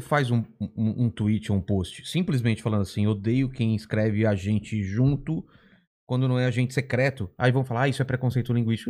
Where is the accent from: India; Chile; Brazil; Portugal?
Brazil; ABC Paulista, São Paulo; Eu já sou do ABC, já era distante de São Paulo